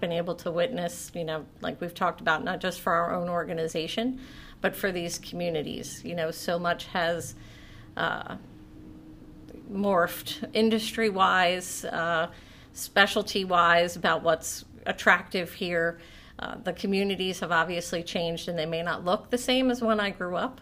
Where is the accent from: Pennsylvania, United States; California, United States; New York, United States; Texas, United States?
Pennsylvania, United States; Pottstown; also born or lived in Boyertown, Pennsylvania; I am actually from this area. I was born at Pottstown Memorial Medical Center. My family is from this area. My parents, grandparents, aunts, uncles, we've all graduated from the same high school.